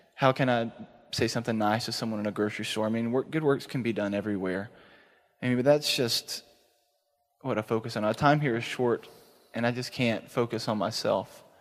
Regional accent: East Texas, United States; moved away as an adult; now in Dallas, United States; I'm actually from East Texas

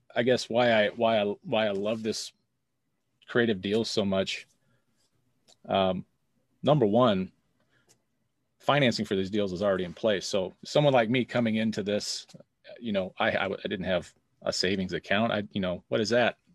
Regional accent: St. Louis, Missouri, United States; I am from Saint Louis, Missouri

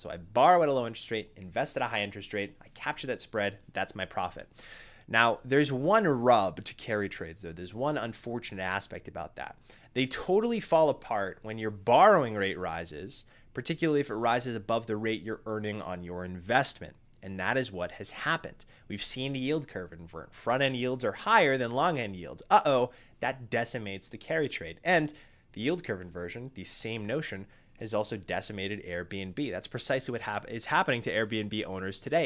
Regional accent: New England, United States; my small New England hometown

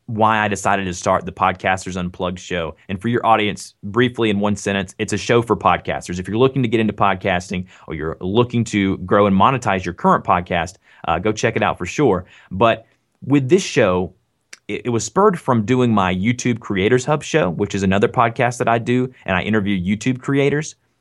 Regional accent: the South, United States; accent: Southern; I'm from the South, so I do have a Southern accent.

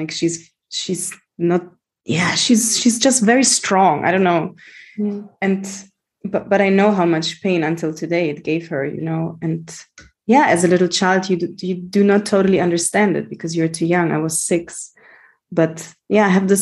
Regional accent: Germany; So I grew up in Germany. I was born and raised there to Greek parents.

